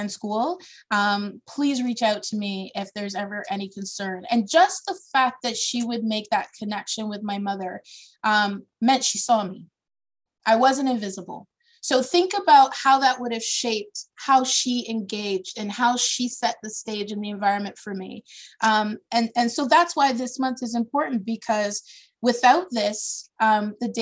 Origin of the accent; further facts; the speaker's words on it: Brantford, Ontario, Canada; also born or lived in Toronto; I am a child of Ontario. I was born in Toronto, and because of my father's work, I did K-12 in a small southern Ontario town, Brantford, Ontario